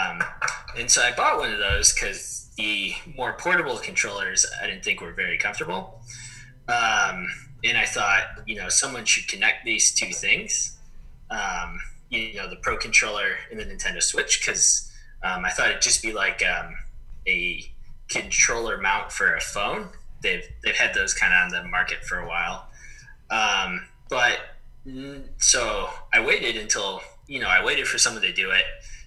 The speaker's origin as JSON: {"language": "English", "town": "Chicago", "region": "Illinois", "country": "United States", "tie": "born or raised there", "also_born_or_lived": "Texas", "moved": "as an adult", "lives_now": "Arizona, United States", "said": "I grew up in Chicago"}